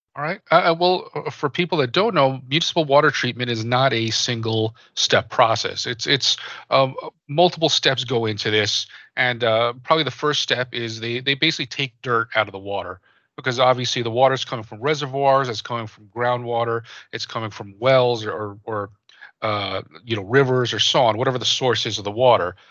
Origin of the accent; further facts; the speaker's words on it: New Jersey, United States; I, I grew up in New Jersey. I grew up in the East Coast